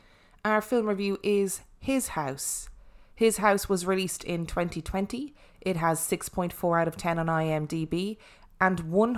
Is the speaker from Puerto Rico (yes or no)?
no; Ireland; accent: Irish; and my Irish accent do not go.